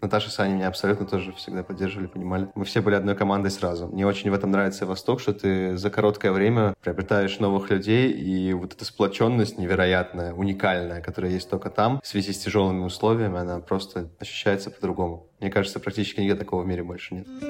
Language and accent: Russian; Saint Petersburg, Russia; я, в принципе, из Петербурга